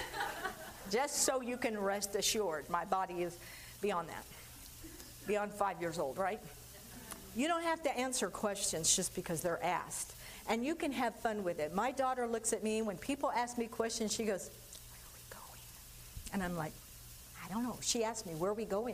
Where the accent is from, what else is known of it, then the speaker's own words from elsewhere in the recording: California, United States; I grew up in California